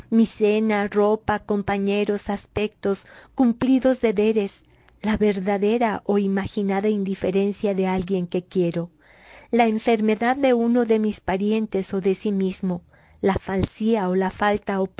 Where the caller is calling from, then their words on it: Mexico City, Mexico; saludo cordial desde la Ciudad de México.